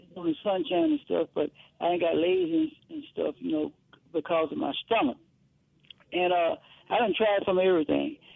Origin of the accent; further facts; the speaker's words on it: Brookhaven, Mississippi, United States; now in Hattiesburg, United States; I'm from Brookhaven